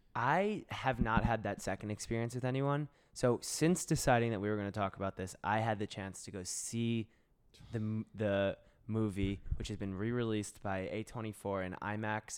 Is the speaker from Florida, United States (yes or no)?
yes; South Florida, United States; moved away as an adult; also born or lived in San Francisco / New York; I'm from South Florida.